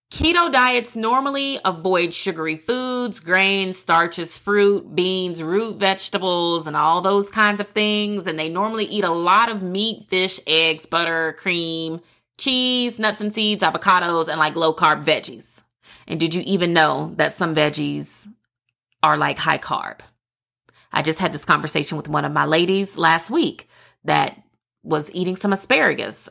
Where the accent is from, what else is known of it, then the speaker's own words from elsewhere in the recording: the South, United States; I'm a girl from the South